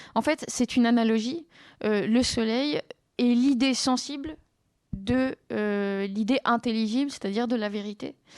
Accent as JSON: {"language": "French", "region": "southern France", "country": "France", "tie": "born or raised there", "moved": "yes", "said": "je viens du sud de la France"}